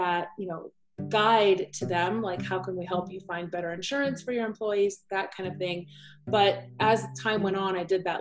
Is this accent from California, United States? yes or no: no; Aurora, Colorado, United States; also born or lived in Cape Town, South Africa / Botswana; I was born in Cape Town, South Africa. And moved to the States when I was four. So I grew up in Aurora in Denver